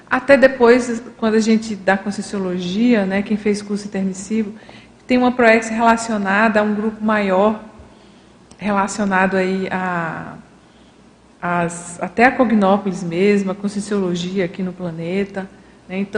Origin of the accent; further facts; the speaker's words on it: Irecê, Bahia, Brazil; born there; eu nasci naque, em Irecê, Bahia, naquela família, né, com meu pai, a minha mãe